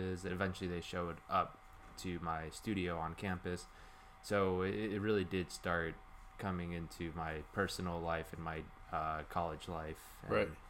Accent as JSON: {"language": "English", "town": "Chicago", "region": "Illinois", "country": "United States", "tie": "born or raised there", "moved": "as an adult", "lives_now": "Pittsburgh, United States", "said": "I'm from the southwest side of Chicago, like a Latino community"}